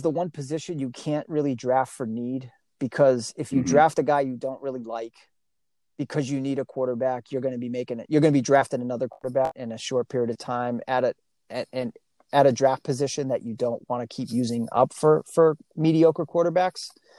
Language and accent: English; New England, United States; now in San Diego, United States; I come from New England and I live in sunny San Diego